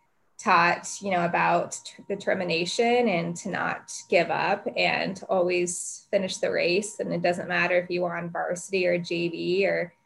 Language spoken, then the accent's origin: English; Colorado, United States; I was born and raised in Colorado, born in a little suburban place, a little south of downtown